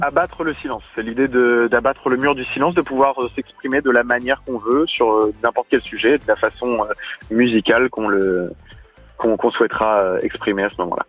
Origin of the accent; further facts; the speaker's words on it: Rouen, Normandy, France; On est de Rouen